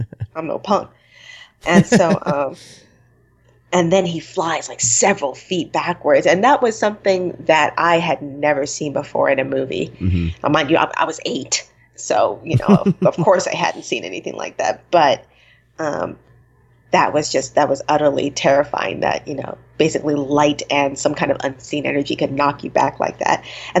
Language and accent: English; San Diego, California, United States; also born or lived in Poway; I grew up in Southern California, like in San Diego and Poway.